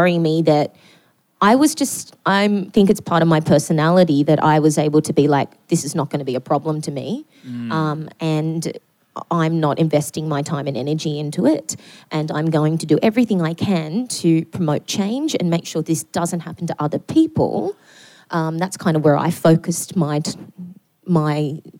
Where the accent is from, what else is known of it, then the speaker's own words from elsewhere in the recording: Newcastle, North East England, United Kingdom; even though I grew up in Newcastle in a very working class family